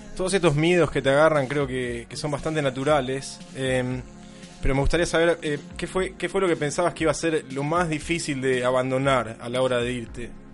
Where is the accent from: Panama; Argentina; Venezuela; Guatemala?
Argentina; Buenos Aires; moved away as an adult; now in London, United Kingdom; siendo argentino, quizás siendo de Buenos Aires